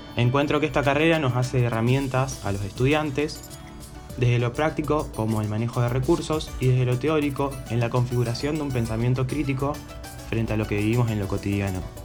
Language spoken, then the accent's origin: Spanish; Rosario, Santa Fe, Argentina; nací y vivo en Rosario, Santa Fe